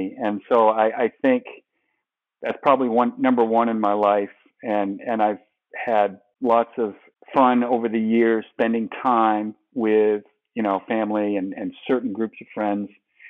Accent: New England, United States; Well, I grew up in New England, so I'm a big fan of the four major Boston and New England sports teams, professional teams.

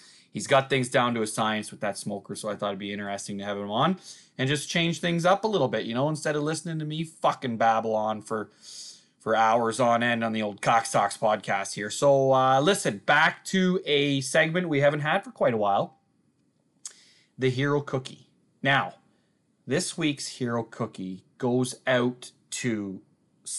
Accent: Uxbridge, Ontario, Canada; my hometown here

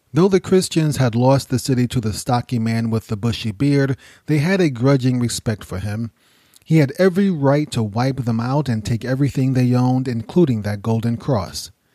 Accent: United States; I'm from the United States

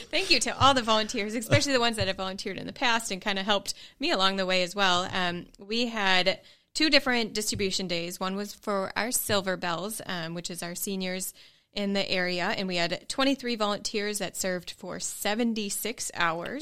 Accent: Green Bay, Wisconsin, United States; moved away as an adult; now in Knoxville, United States; I am from Green Bay and have only lived in Green Bay

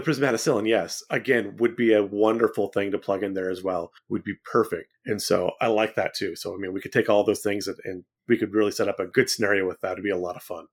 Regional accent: Central California, United States; now in East Tennessee, United States; I grew up in Central California where it is very, very flat

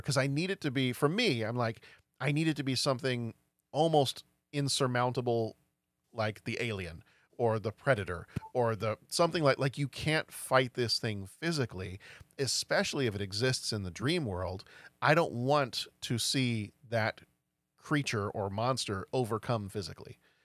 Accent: Texas, United States; I grew up in Texas

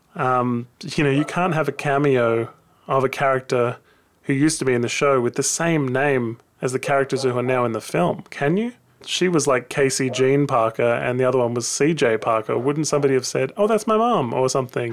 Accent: Australia; I'm an Aussie

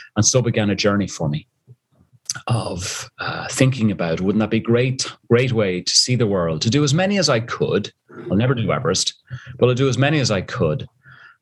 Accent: Dublin, Leinster, Ireland; moved away as an adult; also born or lived in South Africa; you tell from the accent, I'm originally from Dublin, Ireland, and I used to be dragged up the mountains every Sunday after Mass with my father

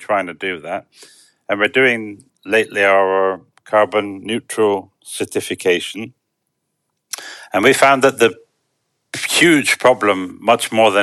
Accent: Bristol, South West England, United Kingdom; moved away as an adult; also born or lived in London; now in Romania; I was born in Brislington and lived there until I was about 18.

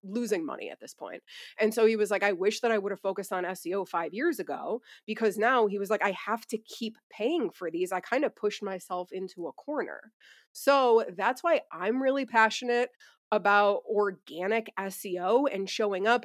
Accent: Buffalo, New York, United States; now in Asheville, United States; We're originally from Buffalo

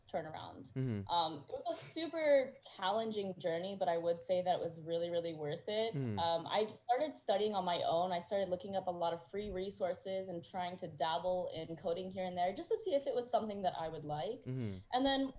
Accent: Bay Area, California, United States; moved away as an adult; now in Hawaii, United States; I was born in Hawaii, and then I moved to the Bay Area when I was still a baby.

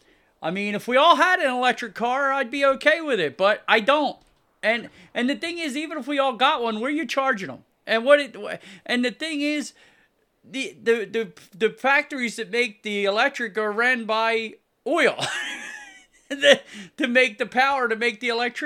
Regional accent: United States; It's horrible, and I'm American Indian, so I read a ton about it

